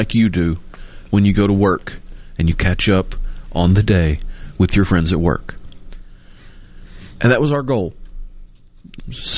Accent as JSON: {"language": "English", "town": "Tupelo", "region": "Mississippi", "country": "United States", "tie": "born or raised there", "said": "I grew up in Tupelo"}